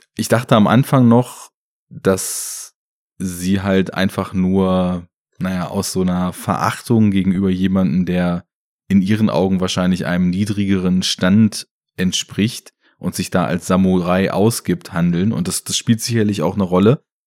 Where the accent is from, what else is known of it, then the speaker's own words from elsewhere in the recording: Germany; bei uns in Deutschland